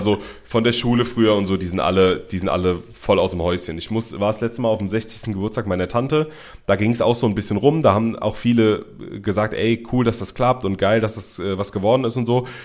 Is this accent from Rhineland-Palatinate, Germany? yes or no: yes; Mainz area, Rhineland-Palatinate, Germany; ich bin nicht Berliner. Ich komme aus der Mainzer Gegend.